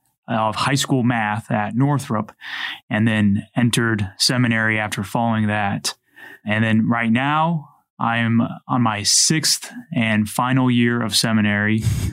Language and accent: English; New Haven, Indiana, United States; So Deacon … I'm from St. John's, New Haven, born and raised there.